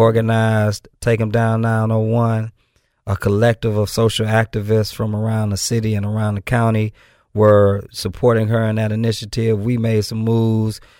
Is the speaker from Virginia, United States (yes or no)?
no; Benton Harbor, Michigan, United States; moved away as an adult; now in Memphis, United States; I'm from Benton Harbor, Michigan